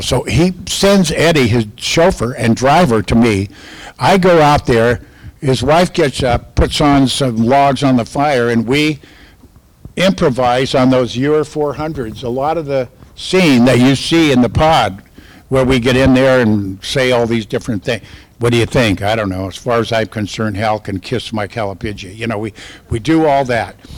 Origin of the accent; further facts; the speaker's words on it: California, United States; I'm from California